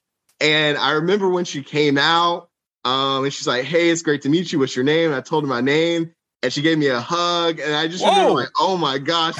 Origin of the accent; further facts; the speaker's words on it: Asheville, North Carolina, United States; I was in Asheville, my hometown